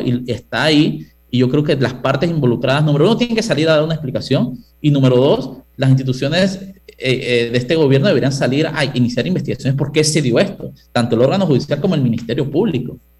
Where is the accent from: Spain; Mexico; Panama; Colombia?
Panama; yo soy panameño